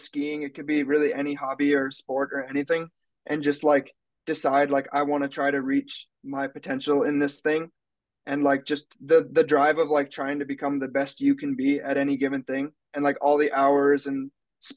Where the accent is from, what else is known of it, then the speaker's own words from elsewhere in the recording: Minnesota, United States; I grew up in Minnesota, but my parents moved to Rhinelander, Wisconsin